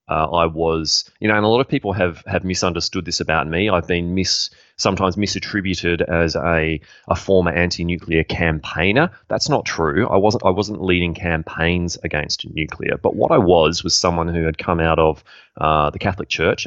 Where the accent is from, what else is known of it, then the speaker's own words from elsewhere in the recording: Australia; as a young man growing up in Australia